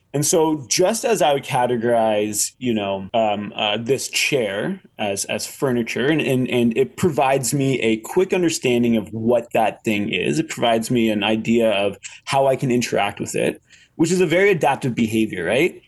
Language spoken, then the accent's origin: English; Canada; I'm Canadian